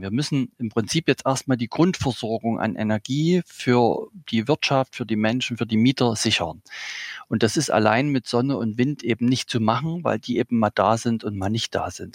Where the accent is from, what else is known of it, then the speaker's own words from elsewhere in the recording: Saxony, Germany; ich bin in einer Försterei aufgewachsen hier in Sachsen